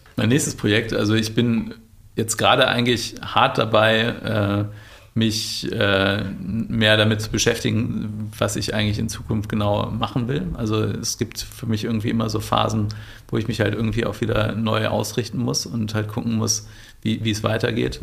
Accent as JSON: {"language": "German", "town": "Bielefeld", "region": "North Rhine-Westphalia", "country": "Germany", "said": "Ich komme aus Bielefeld ursprünglich"}